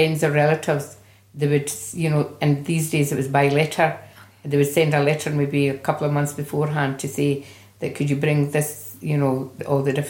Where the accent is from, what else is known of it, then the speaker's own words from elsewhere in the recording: Glasgow, Scotland, United Kingdom; now in Edinburgh, United Kingdom; I was born in Glasgow and my age is 68.